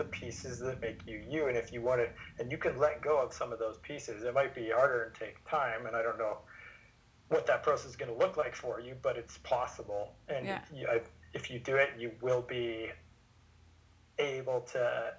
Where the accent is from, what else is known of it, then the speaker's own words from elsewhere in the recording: Vernon, British Columbia, Canada; I've been working with a psychologist in Vernon, my hometown